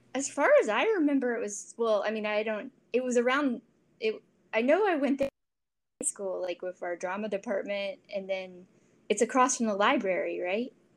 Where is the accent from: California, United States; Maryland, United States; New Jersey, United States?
Maryland, United States; Columbia; I'm originally from Columbia, Maryland